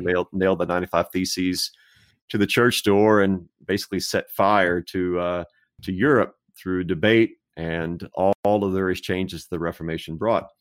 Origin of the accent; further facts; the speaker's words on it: Texas, United States; I was raised in Texas, still live in Texas